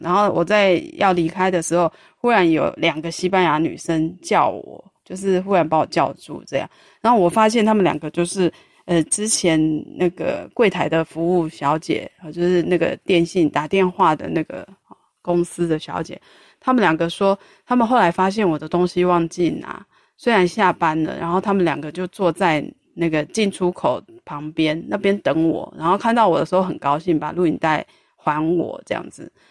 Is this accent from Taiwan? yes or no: yes; Taiwan; 我是台湾这样子，我是台湾的啊